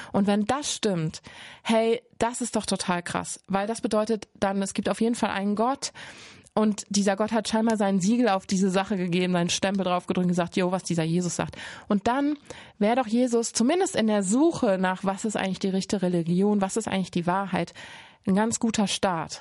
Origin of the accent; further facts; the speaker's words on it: Cologne, North Rhine-Westphalia, Germany; ich komme aus Köln